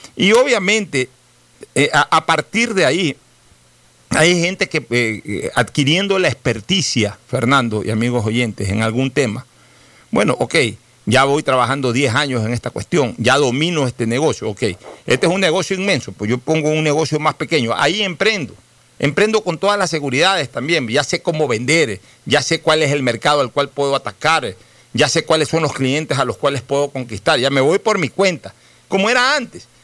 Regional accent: Ecuador; nosotros los ecuatorianos

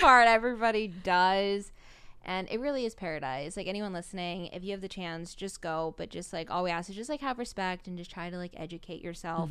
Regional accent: Oahu, Hawaii, United States; I've just gone here my whole life

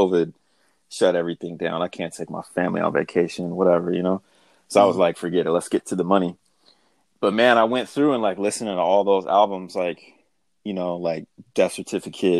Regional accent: Seattle, Washington, United States; so I grew up in South End

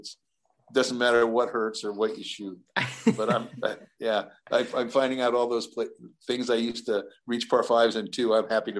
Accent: West Covina, California, United States; moved away as an adult; now in Orange County, United States; I got a lot of guys up there that I grew up with in the West Covina area, and so when we got a little older, we joined there. So it's a bit of a drive from Orange County.

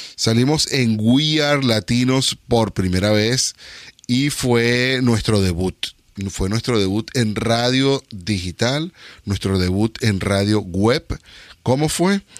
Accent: Venezuela; now in Northern California, United States; yo soy inmigrante de Venezuela a Estados Unidos, pero soy inmigrante de Venezuela a Estados Unidos a California y al norte de California

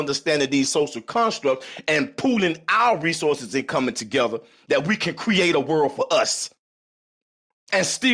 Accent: South Florida, United States; I'm from South Florida

